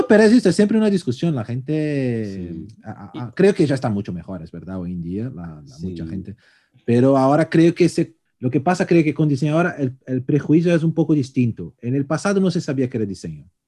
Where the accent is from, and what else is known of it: Brazil; born or raised there; Spanish is a second language; now in Spain